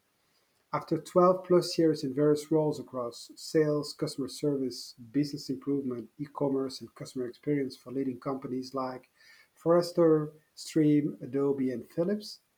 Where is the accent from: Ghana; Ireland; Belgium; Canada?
Belgium; Brussels, Brussels-Capital Region; I grew up in Brussels where my parents had shops